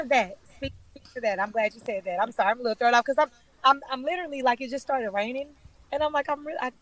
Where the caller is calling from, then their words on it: Houston, Texas, United States; I'm calling from Houston, Texas. That's where I reside.